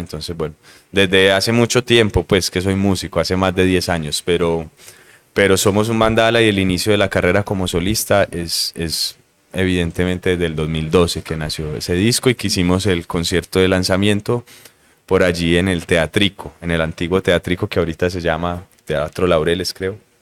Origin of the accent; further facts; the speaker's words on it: Medellín, Antioquia, Colombia; also born or lived in Bogotá / Brazil; soy un músico de Medellín